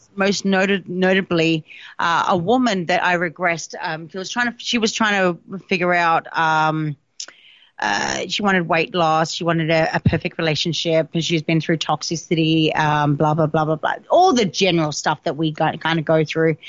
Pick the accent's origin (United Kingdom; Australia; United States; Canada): Australia; South Australia; in South Australia, in Australia, because obviously I'm Australian, that's my home state